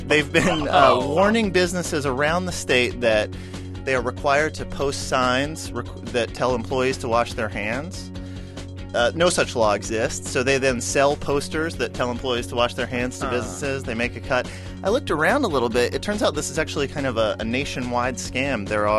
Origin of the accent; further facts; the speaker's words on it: Charleston, West Virginia, United States; So my hometown, Charleston, West Virginia, there's a big scam going on.